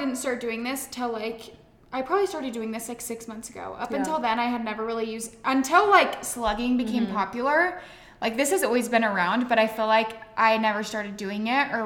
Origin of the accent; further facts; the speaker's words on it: Las Vegas, Nevada, United States; moved away; I'm from Vegas.